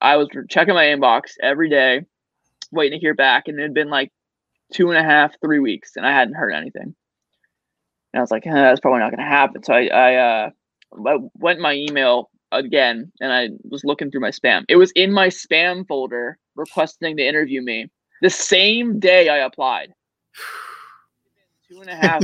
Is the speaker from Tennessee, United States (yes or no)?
no; Cincinnati, Ohio, United States; I'm from Cincinnati